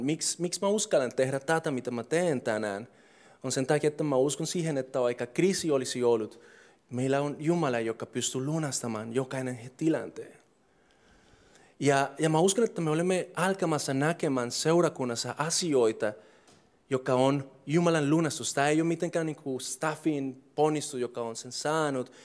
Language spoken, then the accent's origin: Finnish; Colombia; Finnish is a second language; moved away as an adult; now in Finland; mä oon alkuperäisesti Kolumbiassa syntynyt ja kasvanut ja kaikki on ollut siellä